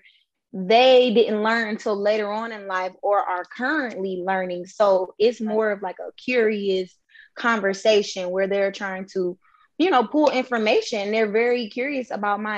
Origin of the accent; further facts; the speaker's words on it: Detroit, Michigan, United States; I was born in Detroit, Michigan